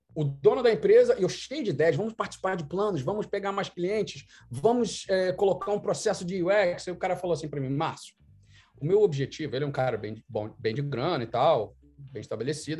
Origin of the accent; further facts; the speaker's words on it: Rio de Janeiro, Brazil; moved away as an adult; also born or lived in Vancouver, Canada / Toronto, Canada; now in Canada; com minha banda de pagode, como um bom carioca